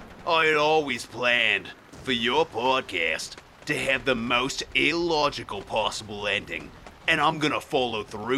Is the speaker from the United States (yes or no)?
no; Australia; I'm Australian. We say con.